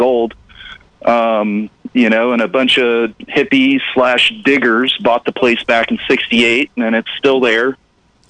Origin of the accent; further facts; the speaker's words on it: Florida, United States; moved away as an adult; also born or lived in Siskiyou County, California; I grew up in Florida